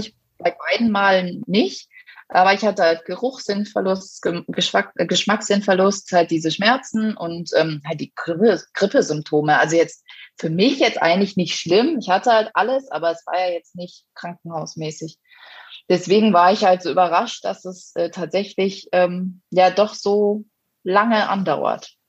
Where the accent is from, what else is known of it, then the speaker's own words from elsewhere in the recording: Lemgo, North Rhine-Westphalia, Germany; now in Munich, Germany; ich bin ja ursprünglich eigentlich aus NRW, aus Lemgo